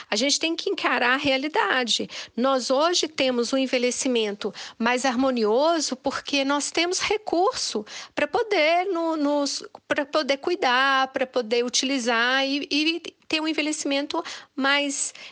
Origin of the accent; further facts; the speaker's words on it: Minas Gerais, Brazil; eu, como boa mineira, fui comendo pelas meradas.